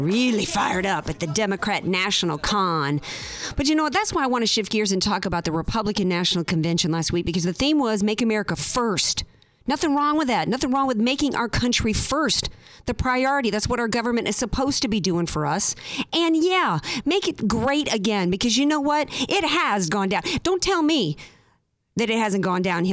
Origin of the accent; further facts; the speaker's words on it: New Orleans, Louisiana, United States; now in San Diego, United States; I come from New Orleans